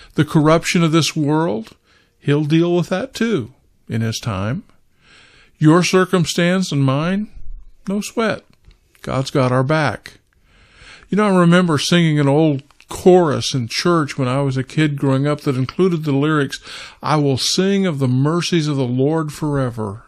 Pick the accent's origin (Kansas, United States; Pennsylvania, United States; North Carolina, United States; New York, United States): Kansas, United States; I was raised in Kansas